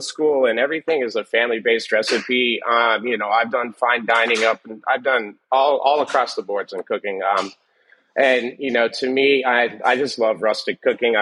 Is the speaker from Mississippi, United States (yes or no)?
no; New York, United States; I was from New York